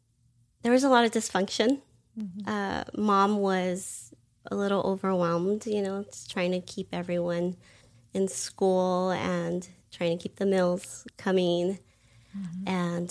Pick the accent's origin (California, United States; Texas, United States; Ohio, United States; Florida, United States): California, United States; I grew up in California, primarily in Los Angeles County.